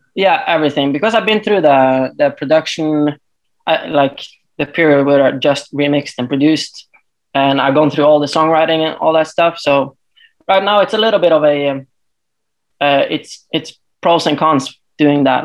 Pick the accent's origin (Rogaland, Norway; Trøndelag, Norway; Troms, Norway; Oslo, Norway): Troms, Norway; Tromsø; I'm actually from way north in Norway. So uh, it's a town called uh, Tromsø